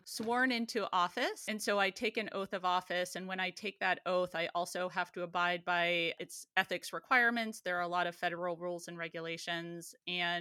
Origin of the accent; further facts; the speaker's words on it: Johnstown, Pennsylvania, United States; moved away as an adult; also born or lived in Erie, Pennsylvania / Washington, D.C.; my hometown of Johnstown